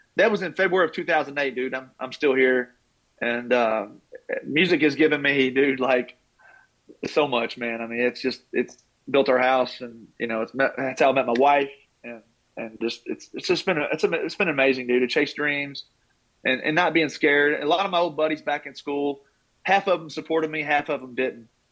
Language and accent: English; Taylorsville, Kentucky, United States; growing up in Taylorsville, we didn't have a pro team in Louisville.